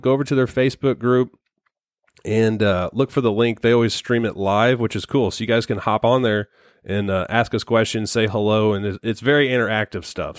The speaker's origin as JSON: {"language": "English", "region": "Missouri", "country": "United States", "said": "we're from Missouri"}